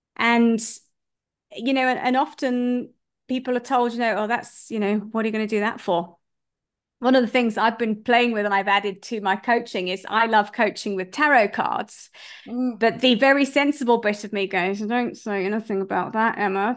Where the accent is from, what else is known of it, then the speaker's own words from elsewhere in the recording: United Kingdom; now in South Africa; I'm a British person, but I live in South Africa.